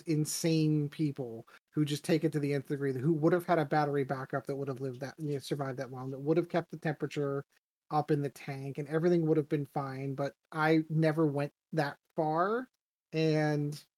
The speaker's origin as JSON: {"language": "English", "town": "Pittsburgh", "region": "Pennsylvania", "country": "United States", "said": "I'm from Pittsburgh"}